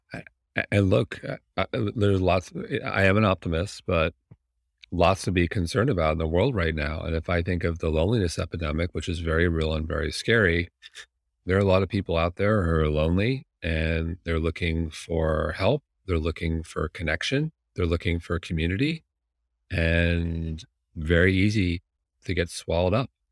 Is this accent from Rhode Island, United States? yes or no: no; Manhasset, New York, United States; moved away; I grew up in Manhasset